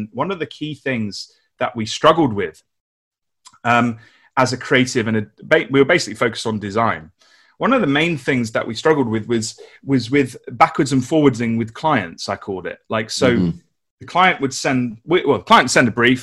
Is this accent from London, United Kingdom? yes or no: yes; London, United Kingdom; moved away as an adult; now in Nottingham, United Kingdom; So I grew up in London in the UK, worked at some agencies in London, moved to Nottingham to get married